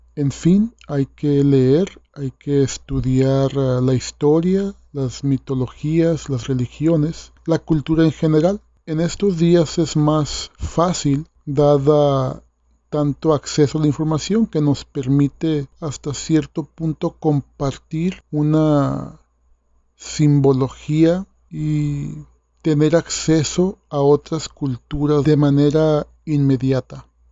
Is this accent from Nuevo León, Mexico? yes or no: no; Sinaloa, Mexico; yo soy artista plástico sinaloense